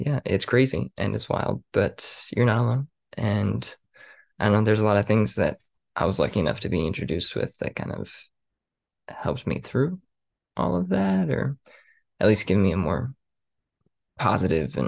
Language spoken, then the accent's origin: English; Las Vegas, Nevada, United States; born and raised in Las Vegas, Nevada